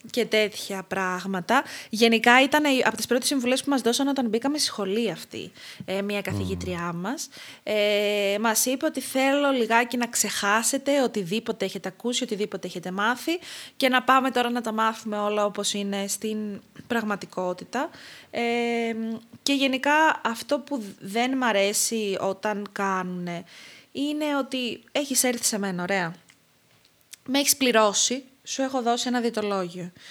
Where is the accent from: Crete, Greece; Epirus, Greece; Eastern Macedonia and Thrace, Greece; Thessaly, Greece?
Crete, Greece